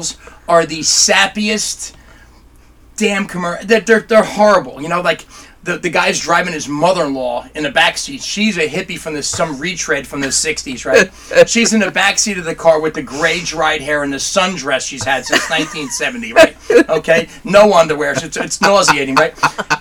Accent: New Jersey, United States; I'm an Italian from New Jersey

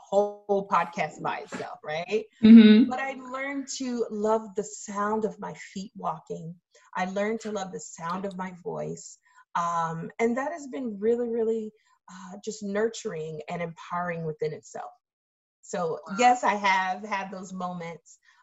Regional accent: the South, United States; now in Massachusetts, United States; growing up in the South, where the KKK can march through your county at any time they want it

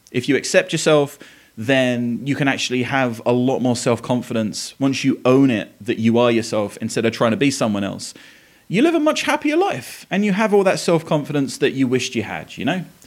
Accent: Essex, East of England, United Kingdom; now in Tennessee, United States; I live in Tennessee. I grew up in Essex in England

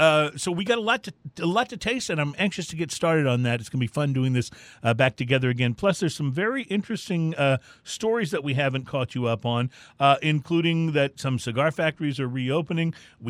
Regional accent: Houston, Texas, United States; And we're from Houston, Texas.

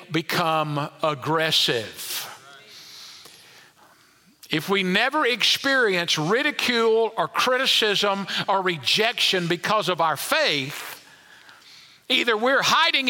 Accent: United States; we as American believers don't suffer as much in the way of large-scale persecution

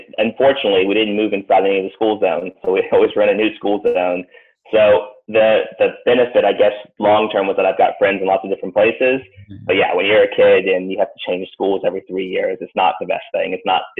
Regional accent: Atlanta, Georgia, United States; also born or lived in Boston / Long Island; I was born in Boston originally. Grew up early years there in just outside New York City on Long Island. When I was about 6 or 7, I moved to Atlanta. So I did my primary, secondary school in Georgia.

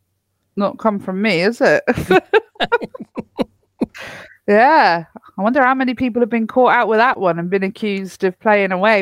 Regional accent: Cornwall, South West England, United Kingdom; I'm from Cornwall. I'm technically Cornish. I was born there

